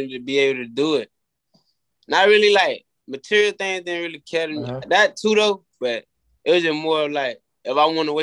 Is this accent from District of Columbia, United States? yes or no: no; Orlando, Florida, United States; growing up in Orlando? It wasn't no Disney World and sunshine for me